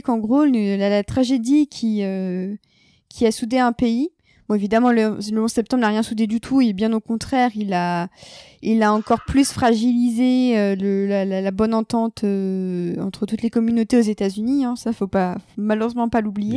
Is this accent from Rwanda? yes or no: no; France; on parle en tant que Français.